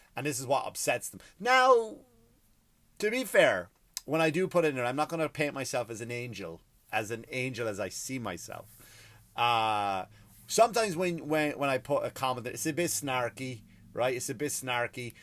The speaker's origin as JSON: {"language": "English", "country": "Ireland", "said": "I come from, I come from Ireland. I come from a country where we had our own martyrs"}